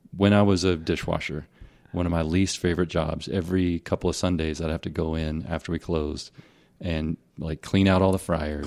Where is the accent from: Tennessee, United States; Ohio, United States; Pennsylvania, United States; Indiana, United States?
Tennessee, United States; Tennessee/Mississippi border area, United States; also born or lived in Hernando, Mississippi; I grew up in Tennessee, in Mississippi.